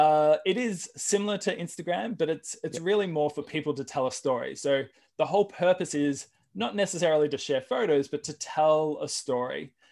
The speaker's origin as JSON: {"language": "English", "country": "Australia", "lives_now": "United States", "said": "And, you know, we came from Australia, we owned property in Australia."}